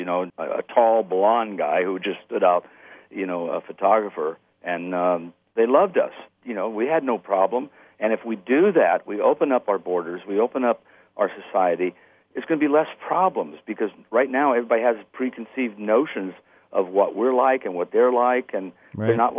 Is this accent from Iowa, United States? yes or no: no; Culver City, California, United States; moved away as an adult; now in Sharpsburg, United States; I have been 12 years here in Sharpsburg, Georgia, but I grew up in Culver City, Los Angeles, and lived there all my life.